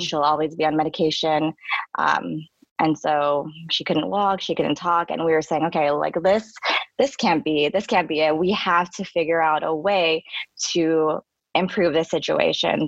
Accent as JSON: {"language": "English", "town": "San Francisco", "region": "California", "country": "United States", "tie": "born or raised there", "said": "I um, am born and raised in uh, San Francisco"}